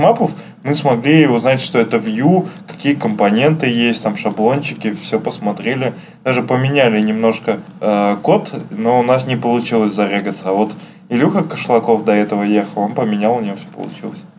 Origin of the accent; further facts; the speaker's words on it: Saint Petersburg, Russia; я из Питера, у нас парадная